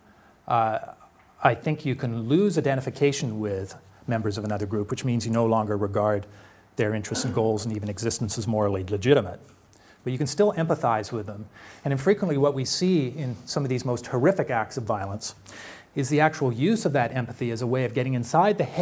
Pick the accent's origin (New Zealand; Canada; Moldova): Canada; being a Canadian